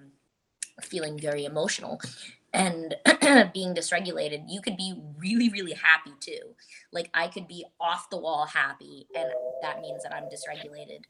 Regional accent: Montvale, New Jersey, United States; moved away as an adult; now in Los Angeles, United States; was originally born and raised in Montvale, New Jersey

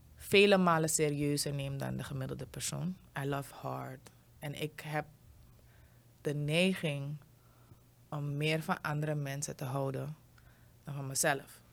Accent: Suriname

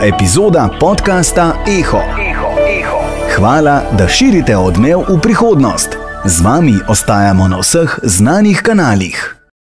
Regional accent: Zasavje, Slovenia; jaz sem iz Zasavja

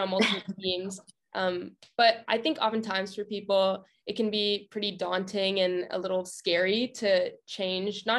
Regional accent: Bay Area, California, United States; I'm from the Bay Area

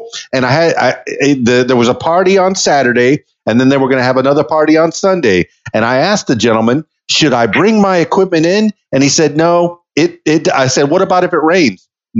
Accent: Miami, Florida, United States; now in Arkansas, United States; See, I'm from Miami, Florida, but now I reside in Arkansas, in central Arkansas. And my accent, yeah. I feel like it has changed a little bit.

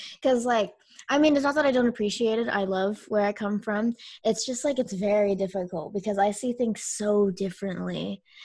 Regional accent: United States; I grew up in America.

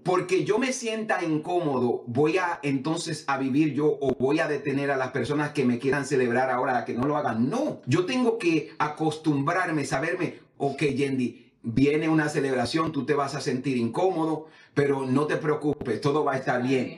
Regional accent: Samaná, Dominican Republic; now in United States; yo vengo de, un barrio en, en, Samaná, el barrio Wilmore.

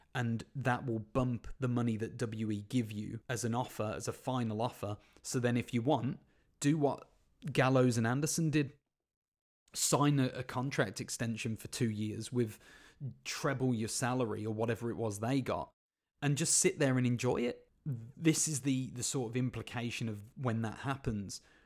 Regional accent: Birmingham, West Midlands, United Kingdom; my hometown team, Birmingham City

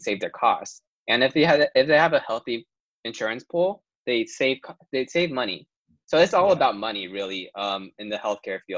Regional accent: Taiwan; now in United States; Taiwan, I'm from Taiwan

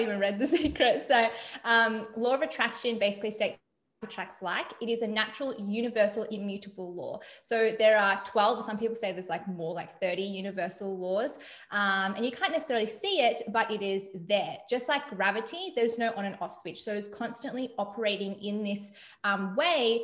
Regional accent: Melbourne, Victoria, Australia; I'm from Melbourne, Australia

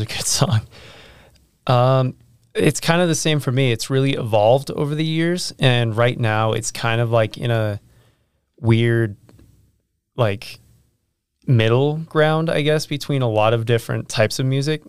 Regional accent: Riverton, Utah, United States; I'm from the Riverton area as well

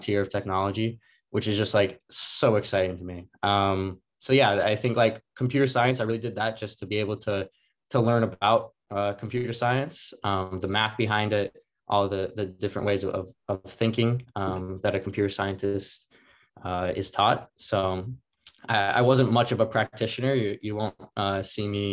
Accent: northern Minnesota, United States; grew up in northern Minnesota, small town.

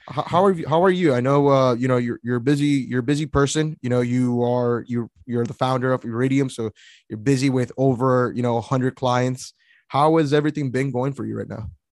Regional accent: San Antonio, Texas, United States; I'm actually in from San Antonio

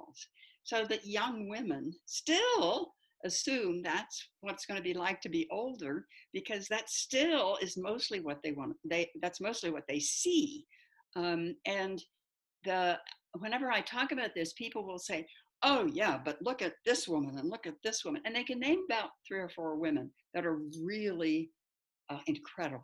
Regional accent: United States; also born or lived in United Kingdom; I was from the United States

